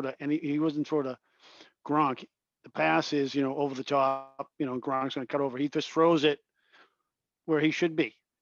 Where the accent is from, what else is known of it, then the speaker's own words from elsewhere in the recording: Boston, Massachusetts, United States; I grew up in Dorchester, which is a neighborhood in the city of Boston.